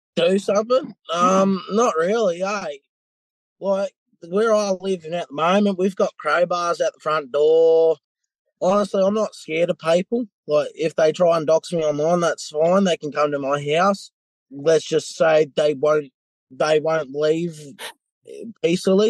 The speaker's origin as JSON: {"language": "English", "region": "New South Wales", "country": "Australia", "moved": "yes", "lives_now": "Western Australia, Australia", "said": "I'm from New South Wales originally, and my all my IDs are still New South Wales"}